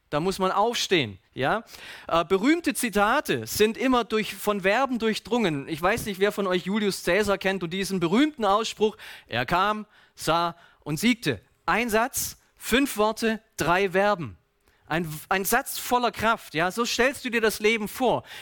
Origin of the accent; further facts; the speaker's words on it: Baden-Württemberg, Germany; So als Schwabe müssen wir manchmal Dinge vergeblich darin suchen